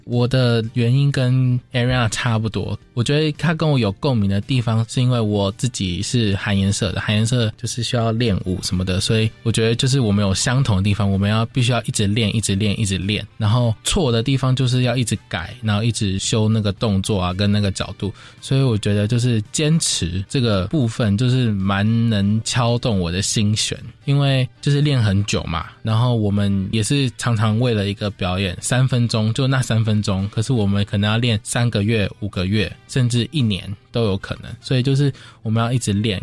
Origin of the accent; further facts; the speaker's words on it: Taiwan; 我们台湾人